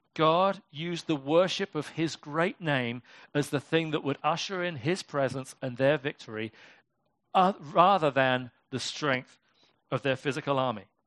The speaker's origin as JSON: {"language": "English", "country": "United Kingdom", "said": "I'm British"}